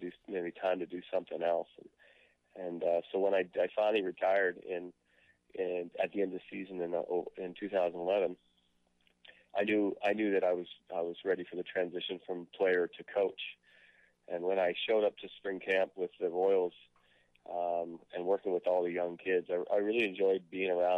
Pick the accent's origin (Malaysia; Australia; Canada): Canada; being a Canadian player